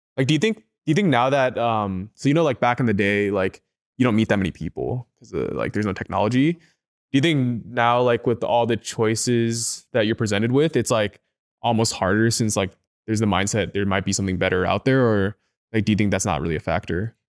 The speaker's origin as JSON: {"language": "English", "town": "Seattle", "region": "Washington", "country": "United States", "also_born_or_lived": "Chicago", "said": "I'm from, like, Seattle, and I lived in Chicago for a bit, too."}